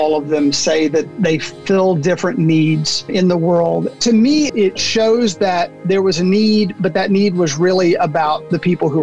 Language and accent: English; Arkansas, United States; any young man growing up in Arkansas